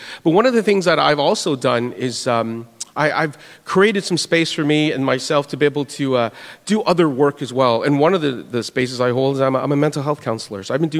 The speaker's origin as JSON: {"language": "English", "town": "Winnipeg", "region": "Manitoba", "country": "Canada", "said": "it's so wonderful just to see everybody here. For those who don't know me, I'm from Canada, and if you, anybody know where Winnipeg is?"}